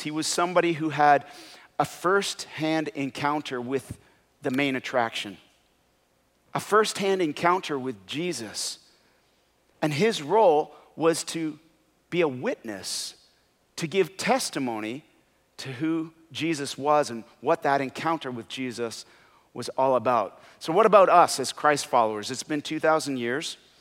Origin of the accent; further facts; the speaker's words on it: Canada; when I wasn't playing hockey, because I'm from Canada